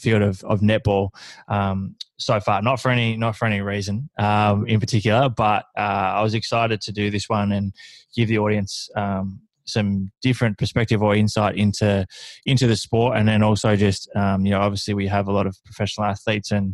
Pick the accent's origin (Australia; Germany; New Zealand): Australia; Horsham, Victoria; moved away as an adult; I grew up in Horsham in country Victoria